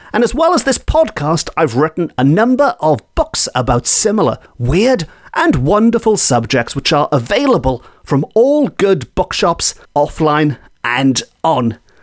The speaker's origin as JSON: {"language": "English", "town": "Port Talbot", "region": "Wales", "country": "United Kingdom", "tie": "born or raised there", "said": "my hometown of Port Talbot"}